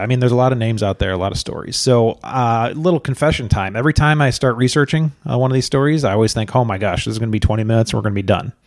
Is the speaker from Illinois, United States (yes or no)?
yes; Chicago, Illinois, United States; moved away; we're originally from Chicago